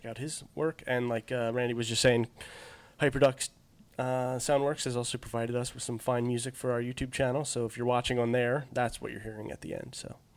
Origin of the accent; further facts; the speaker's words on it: New Jersey, United States; accent: New Jersey